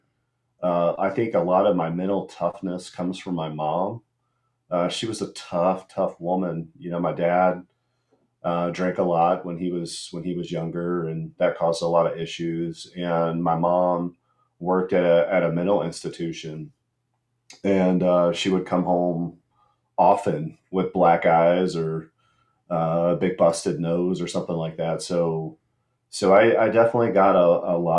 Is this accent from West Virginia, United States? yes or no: yes; Huntington, West Virginia, United States; moved away as an adult; I grew up, I was born and raised in Huntington, West Virginia.